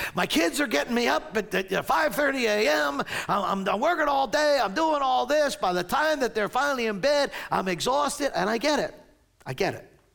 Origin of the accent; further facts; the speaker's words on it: Maple Shade, New Jersey, United States; I was born and raised here in Maple Shade, New Jersey